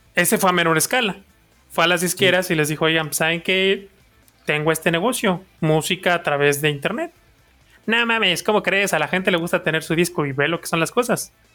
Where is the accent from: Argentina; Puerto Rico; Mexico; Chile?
Mexico; soy mexicano